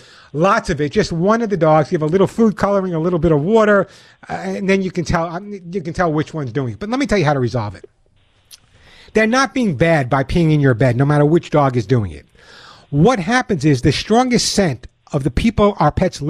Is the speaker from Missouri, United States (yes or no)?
no; Long Island, New York, United States; When I was growing up on Long Island, although you never know by my accent, but when I was growing up on Long Island